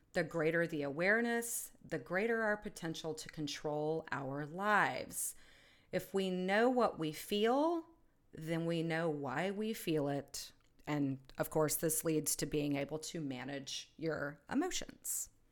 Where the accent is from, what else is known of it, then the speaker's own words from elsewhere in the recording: United States; I'm an American. I live in the United States.